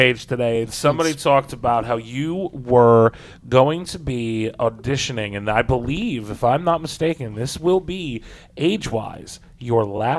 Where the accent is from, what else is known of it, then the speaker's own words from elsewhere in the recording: East Rutherford, New Jersey, United States; now in Washington, D.C., United States; my hometown, East Rutherford.